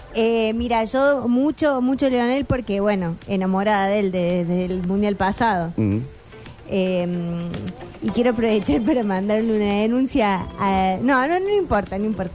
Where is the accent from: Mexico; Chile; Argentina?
Argentina; nos define como argentinos